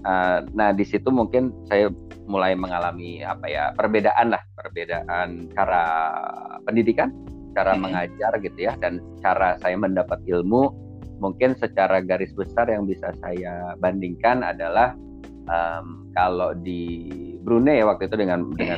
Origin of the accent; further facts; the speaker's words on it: Bucharest, Romania; born there; saya lahir di Romania pak di, oh. di Bukares